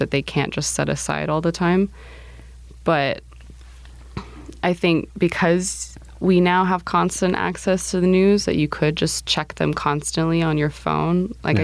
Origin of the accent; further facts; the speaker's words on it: United States; also born or lived in Romania; I'd grown up in the States my whole life